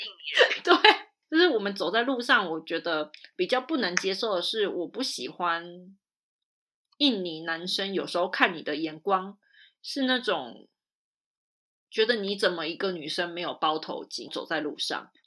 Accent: Taiwan; 我也是台湾人我也是台湾人

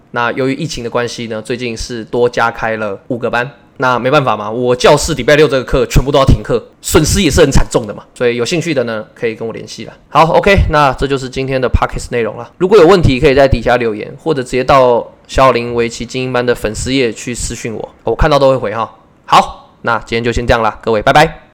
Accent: Taiwan; 我是台湾的维持老师

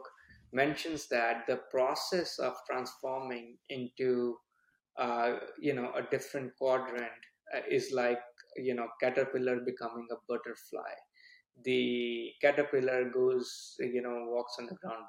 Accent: India; moved away as an adult; now in United States; I was born and brought up in India.

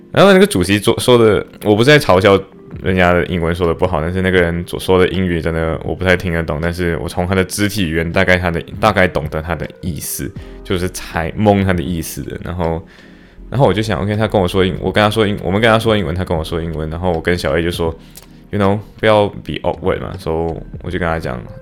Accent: Malaysia; now in Liverpool, United Kingdom; 我是马来西亚华裔

